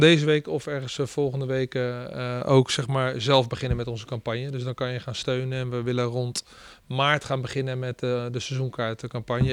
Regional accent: the West, Randstad, Netherlands; moved away as an adult; also born or lived in Rotterdam; now in Groningen, Netherlands; het is iets meer open waar ik vandaan kom

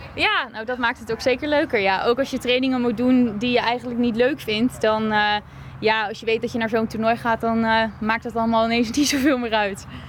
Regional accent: Alphen aan de Rijn, South Holland, Netherlands; now in Groningen, Netherlands; Ik kom uit Alphen aan de Rijn. En daar heb ik ook heel lang eh, getraind

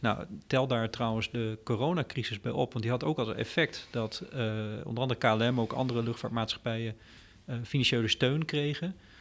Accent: Groningen, Netherlands; ik ben een Groninger van origine

